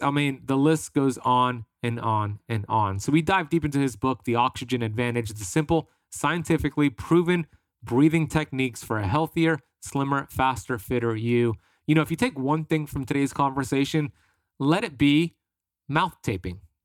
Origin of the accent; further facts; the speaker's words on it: United States; I grew up here in America